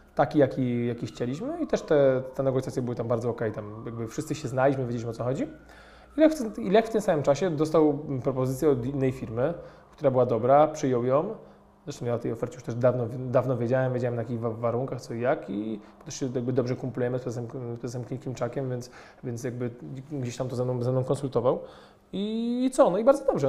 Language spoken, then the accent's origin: Polish; Poland; my pochodzimy z małego miasta